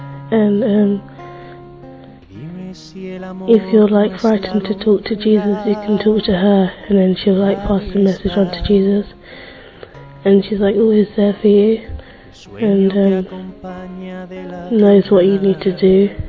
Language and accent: English; London, United Kingdom; 13 years old, and I'm from London.